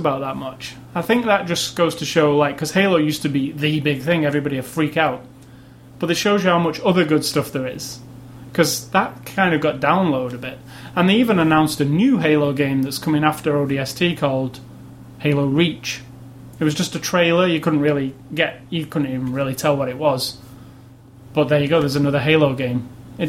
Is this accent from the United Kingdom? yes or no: yes; United Kingdom; I'm from Britain